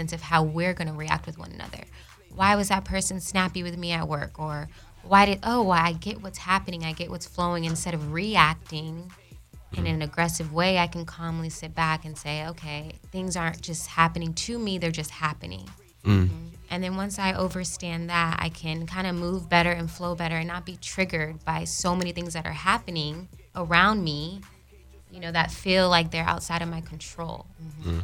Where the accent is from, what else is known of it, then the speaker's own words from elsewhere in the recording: Sacramento, California, United States; now in Los Angeles, United States; I was born in Sacramento